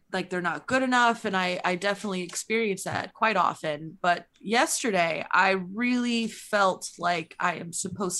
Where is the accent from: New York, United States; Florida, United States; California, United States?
New York, United States; New York City; I'm from Brooklyn